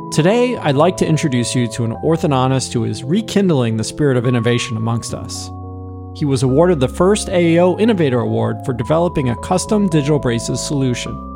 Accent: Northeast, United States; Growing up in the Northeast

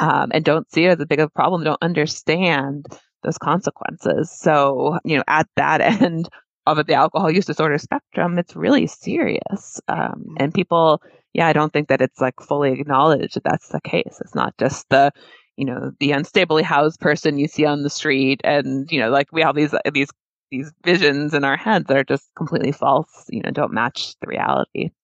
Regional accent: New Hampshire, United States; I grew up in New Hampshire

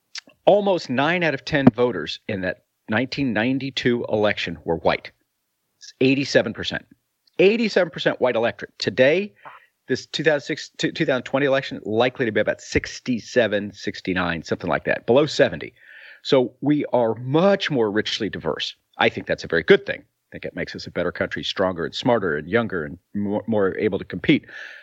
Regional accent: Missouri City, Texas, United States; the guys I grew up with in Missouri City, Texas

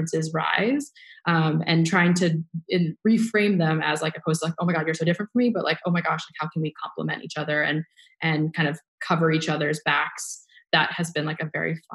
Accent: United States; grilled cheese was something we ate growing up as first generation Vietnamese Americans

